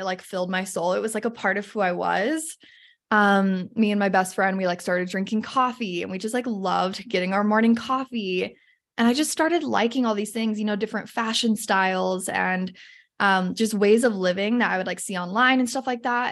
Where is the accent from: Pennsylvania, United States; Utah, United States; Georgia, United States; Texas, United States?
Utah, United States; Salt Lake City; I grew up in Salt Lake City, a little bit north of Salt Lake